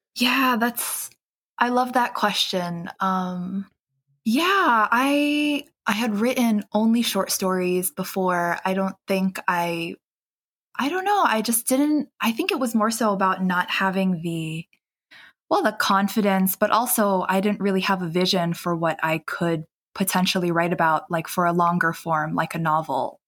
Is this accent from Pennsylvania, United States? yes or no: no; New York City, New York, United States; my hometown, which is um, Queens, New York